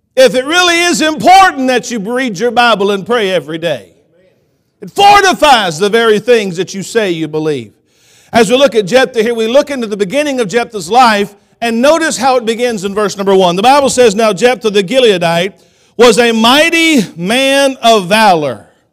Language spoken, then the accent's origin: English; Columbus, Georgia, United States; also born or lived in Phenix City, Alabama; now in Kansas, United States; growing up in Columbus, Georgia, I lived in Phoenix City. Phoenix City is like thirty minutes from Auburn